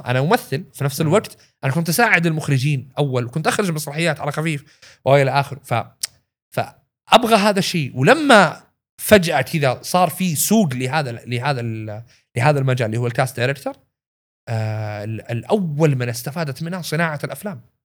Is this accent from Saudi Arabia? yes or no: yes; Saudi Arabia; عندنا في السعودية